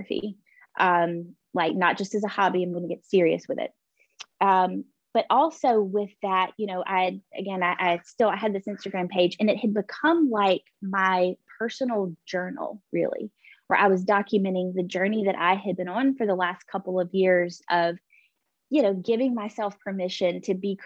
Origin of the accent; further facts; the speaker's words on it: Pine Mountain, Georgia, United States; now in Columbus, United States; I grew up in Pine Mountain, Georgia.